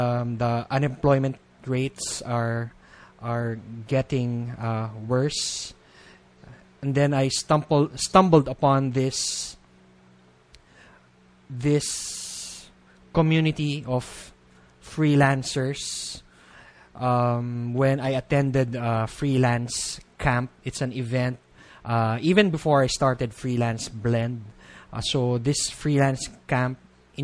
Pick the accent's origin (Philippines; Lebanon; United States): Philippines; being a Filipino